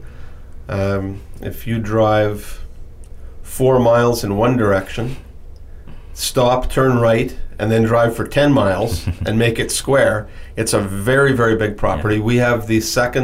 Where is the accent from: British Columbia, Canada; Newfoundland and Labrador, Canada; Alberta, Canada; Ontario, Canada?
Ontario, Canada; Timmins; I was born in Timmins, Ontario. And Timmins, Ontario is a small city in northern Ontario, Canada